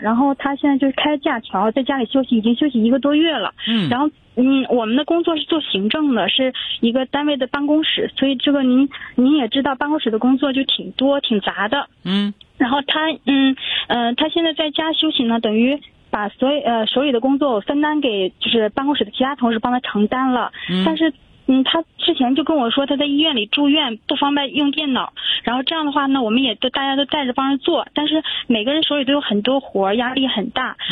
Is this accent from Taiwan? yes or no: no; Changchun, Jilin, China; moved away as an adult; now in Nanjing, China; 咱们长春人，现在南京工作